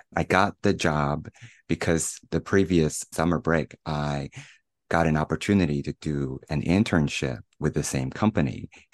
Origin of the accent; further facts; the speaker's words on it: Shanghai, China; moved away as an adult; also born or lived in United States; returning to China, to Shanghai, my hometown